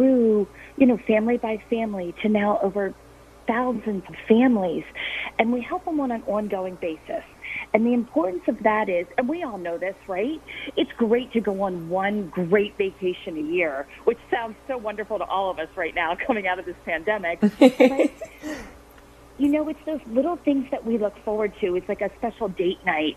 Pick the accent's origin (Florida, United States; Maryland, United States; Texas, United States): Maryland, United States; Harford County; growing up in Harford County